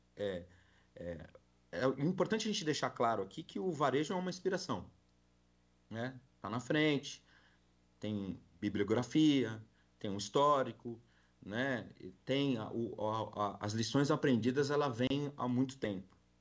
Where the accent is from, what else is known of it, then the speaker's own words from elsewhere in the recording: São Paulo, Brazil; now in Goiás, Brazil; Sou paulistano. Eu brinco que agora eu sou goiano